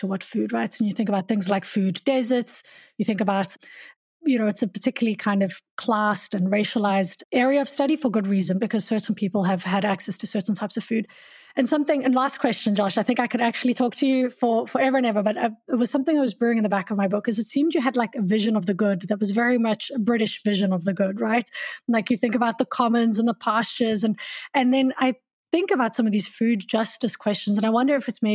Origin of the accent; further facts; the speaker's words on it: South Africa; also born or lived in South Korea; now in Canada; I come from South Africa